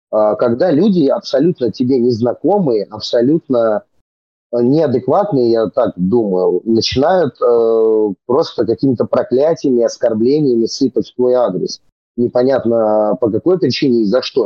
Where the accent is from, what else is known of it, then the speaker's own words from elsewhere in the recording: Serpukhov, Moscow Oblast, Russia; Я-то вообще родился там, потому что там, где я жил, собственно, и вырос, просто нет роддома